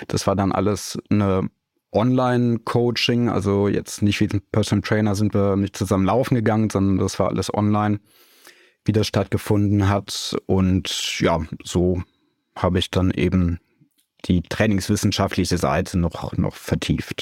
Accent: Siegen, North Rhine-Westphalia, Germany; moved away as an adult; also born or lived in Cologne / Munich; now in Überlingen, Germany; aufgewachsen bin ich in Siegen, das liegt in Nordrhein-Westfalen

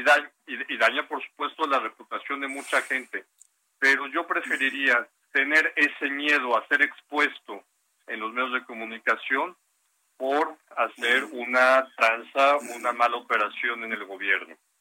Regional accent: Mexico; como sociedad mexicana

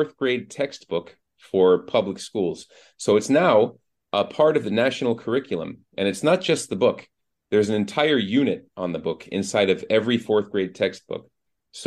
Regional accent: Boston, Massachusetts, United States; moved away as an adult; now in Turkey; I'm from Boston

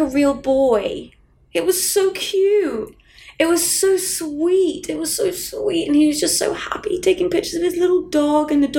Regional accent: England, United Kingdom; As an English person

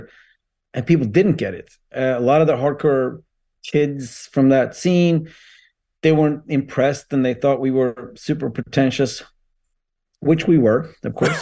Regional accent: near Umeå, Västerbotten County, Sweden; I was born in Sweden, the very north of Sweden. It's a small town called Venice, outside of Umeå

